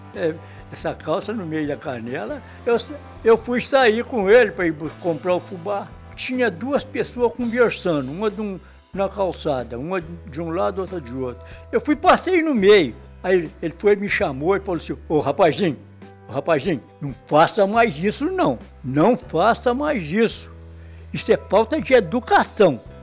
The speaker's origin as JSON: {"language": "Portuguese", "town": "Bom Jesus do Itabapoana", "region": "Rio de Janeiro", "country": "Brazil", "tie": "born or raised there", "also_born_or_lived": "Natividade, Rio de Janeiro", "said": "Eu nasci em Bom Jesus, Tabapuana"}